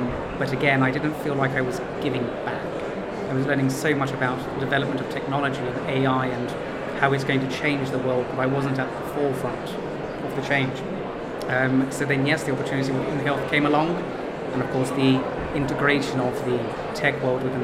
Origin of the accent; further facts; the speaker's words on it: Greece; being Greek